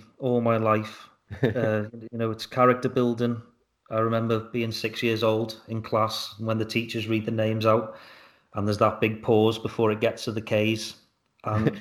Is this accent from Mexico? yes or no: no; Liverpool, North West England, United Kingdom; Born and raised. I lived in a little part of Liverpool called Fazakerley